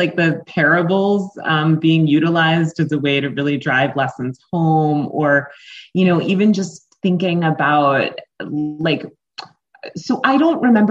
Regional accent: Greenwich, Connecticut, United States; now in Philadelphia, United States; I'm from Greenwich, Connecticut, but I live in Philadelphia, Pennsylvania, and I've lived here for the last maybe 11 or so years

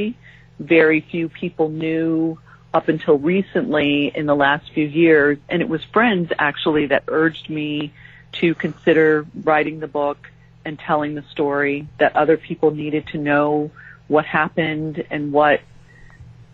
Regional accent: San Diego, California, United States; moved away as an adult; also born or lived in Japan / Jacksonville, Florida; we moved from San Diego, where we had both grown up, to Japan

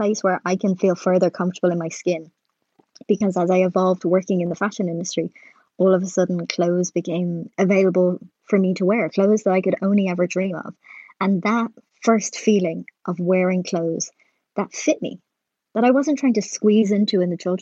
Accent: Ireland; as an Irish person

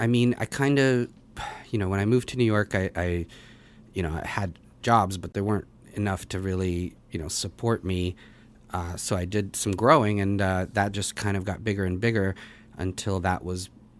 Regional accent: Russia; born there; I was born in Russia

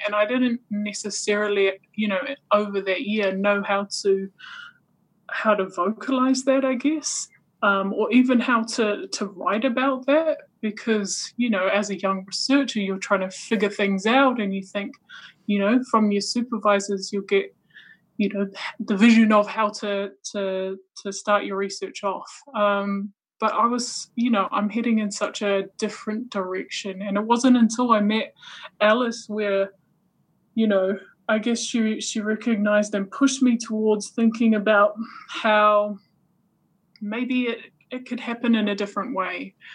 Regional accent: Waikato, New Zealand; I grew up in the Waikato, so I kind of uh, didn't realize I was Niuean for, for quite a significant chunk of my childhood.

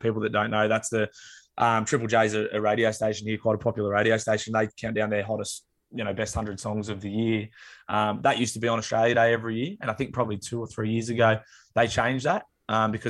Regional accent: England, United Kingdom; born there; I'm, i was born in England, so I'm, you know, part, you know, from the land of the oppressor.

